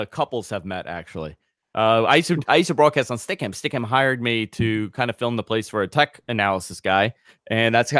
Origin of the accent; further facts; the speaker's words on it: New York City, New York, United States; growing up in the New York market